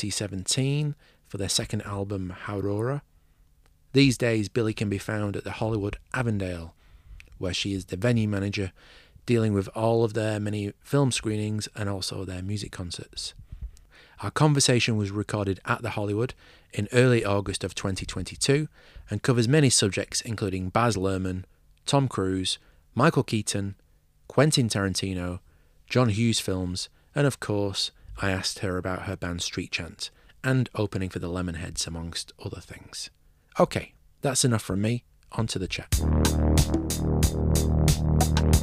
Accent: Manchester, North West England, United Kingdom; accent: English; moved away as an adult; now in Auckland, New Zealand; I'm English, which you might be able to tell from my accent, originally from Manchester, but I've lived in Auckland, New Zealand since 2008.

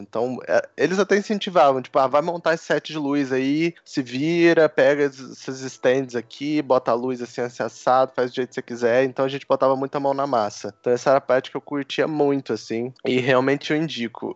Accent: São Lourenço, Minas Gerais, Brazil; also born or lived in New York; eu sou de São Lourenço, Minas Gerais, sul de Minas, cidade bem pequena

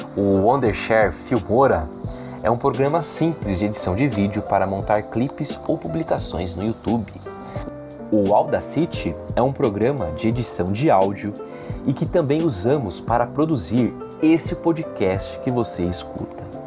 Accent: Brasilândia, São Paulo, Brazil; Nós, que somos de periferia, aqui da Brasilândia

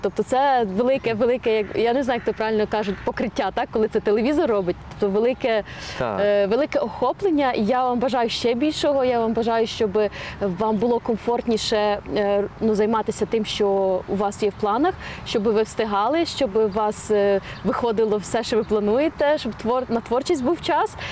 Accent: Ukraine; Я виросла в Україні

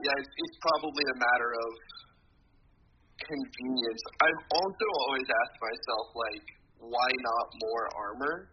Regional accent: Nebraska, United States; I'm from Nebraska

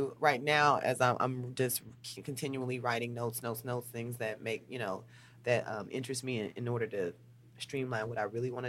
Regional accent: St. Louis, Missouri, United States; born there; No. I was born in St. Louis, Missouri.

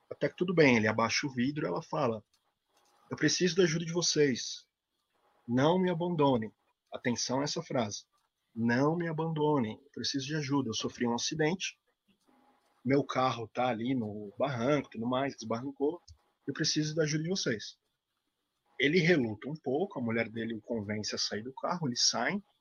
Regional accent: Campos do Jordão, São Paulo, Brazil; Eu sou de Campos Jordão, né? É uma cidade de serra, tem uma estrada, muita neblina à noite e tudo mais.

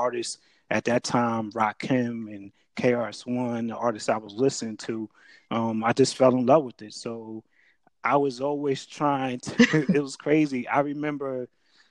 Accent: Jersey City, New Jersey, United States; also born or lived in Piscataway, New Jersey; I'm from Jersey. I grew up in Jersey City.

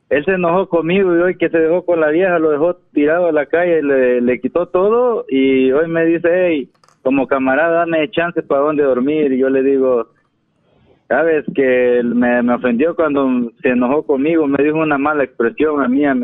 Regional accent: Ahuachapán, El Salvador; yo, no soy de Guatemala, yo, yo soy de, El Salvador.

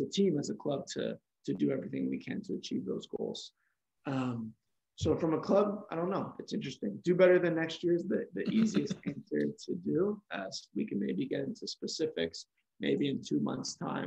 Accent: Markham, Ontario, Canada; also born or lived in Australia; now in Vaughan, Canada; I'm from Markham. I'm living in Vaughan right now

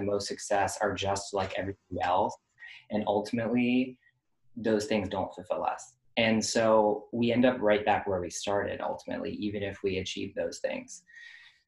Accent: Florida, United States; moved away; I grew up in Florida

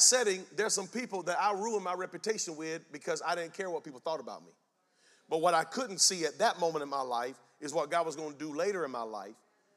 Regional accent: Spring Lake, North Carolina, United States; I'm from Spring Lake, North Carolina

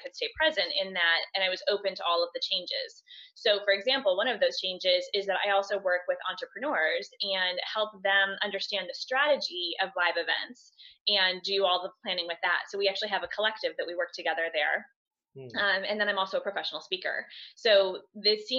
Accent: just outside of Philadelphia, Pennsylvania, United States; I'm actually from just outside of Philadelphia, Pennsylvania, in the States

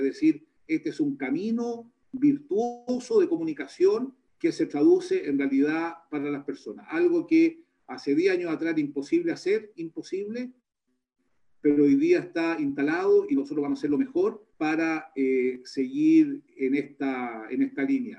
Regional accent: Chile; como chilenos

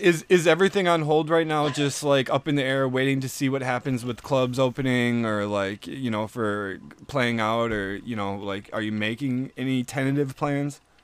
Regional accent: Milwaukee, Wisconsin, United States; I, I grew up in Bayview

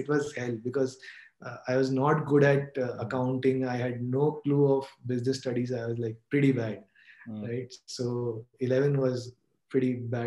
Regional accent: Kolkata, West Bengal, India; also born or lived in Rohtak, Haryana; I was like brought up in Calcutta and did my schooling in Birla, then went to Xavier's

